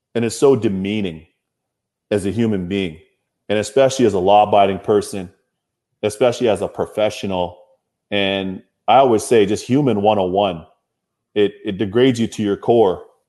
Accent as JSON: {"language": "English", "town": "Toronto", "region": "Ontario", "country": "Canada", "tie": "born or raised there", "said": "My hometown of Toronto"}